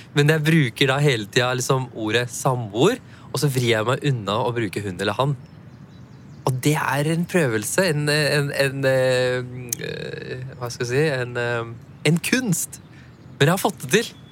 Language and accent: Norwegian; Norway; Jeg har jo pakistanske foreldre. Jeg er jo født og oppvokst i Norge